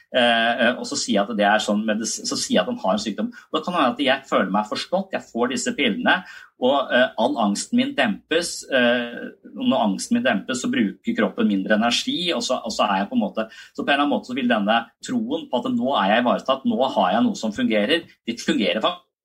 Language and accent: Norwegian; Tønsberg, Vestfold, Norway; now in Kristiansand, Norway; jeg er fra Tønsberg, og så flytta jeg til Kristiansand